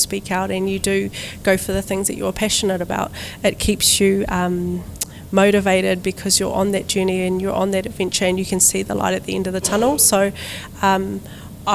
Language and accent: English; Dargaville, Northland, New Zealand; I'm from Kaipara, so I'm from the far north in Dargaville